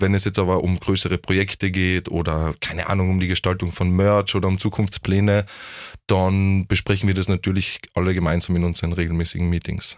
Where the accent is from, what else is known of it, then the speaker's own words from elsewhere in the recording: Vienna, Austria; bei uns in Wien